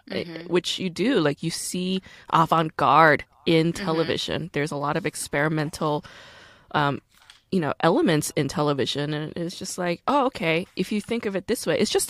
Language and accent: English; United States; also born or lived in Korea; I'm an American.